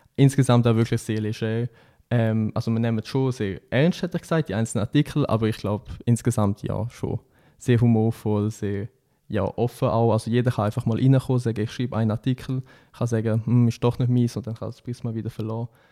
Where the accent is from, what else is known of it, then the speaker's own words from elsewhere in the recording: Switzerland; als Schweizer